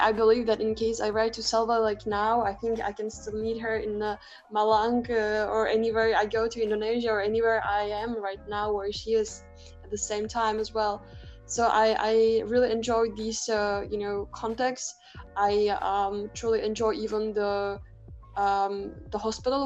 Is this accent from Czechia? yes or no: yes; Prague, Czechia; I come from Prague, from the Czech Republic.